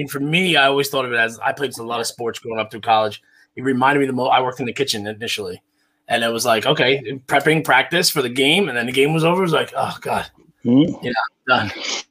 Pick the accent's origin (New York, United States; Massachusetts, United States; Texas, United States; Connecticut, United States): New York, United States; Long Island; now in Westchester, United States; So I'm from Long Island. My parents live on the East End. I live in Westchester now.